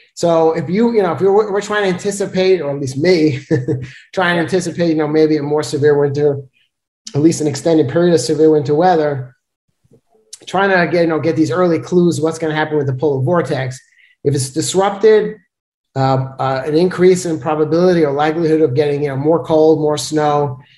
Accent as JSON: {"language": "English", "town": "New York City", "region": "New York", "country": "United States", "moved": "yes", "said": "I'm from Brooklyn, New York"}